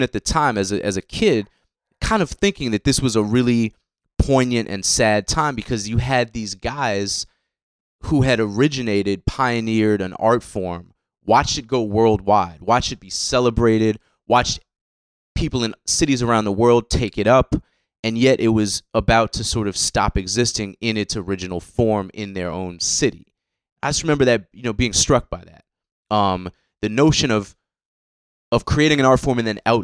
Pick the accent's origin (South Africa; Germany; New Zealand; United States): United States; Boston, Massachusetts; guys I grew up with in Boston